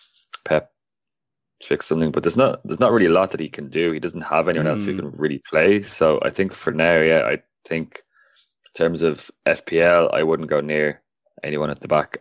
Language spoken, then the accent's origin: English; Ireland; I am Irish